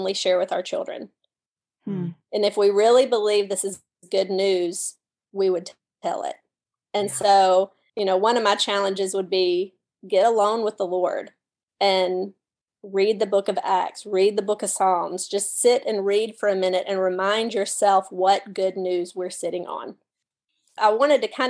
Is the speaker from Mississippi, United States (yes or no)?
yes; Mississippi, United States; I'm from Mississippi.